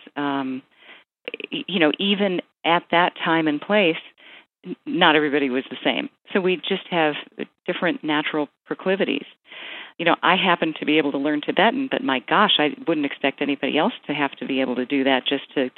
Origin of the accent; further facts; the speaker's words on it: United States; I'm culturally American